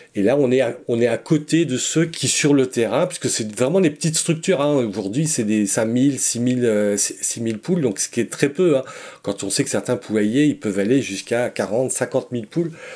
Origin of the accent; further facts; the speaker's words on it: Breton, Brittany, France; on est breton, hein, donc on est répartis sur la Bretagne